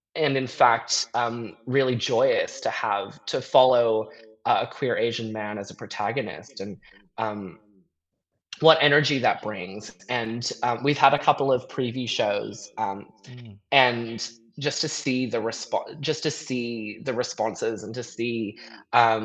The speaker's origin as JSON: {"language": "English", "country": "Hong Kong", "tie": "born or raised there", "also_born_or_lived": "Vancouver, Canada", "moved": "as an adult", "lives_now": "Sydney, Australia", "said": "I grew up in Hong Kong. Mm. Um, what uh, I you know born there, finished high school there, um, and then I moved to Canada"}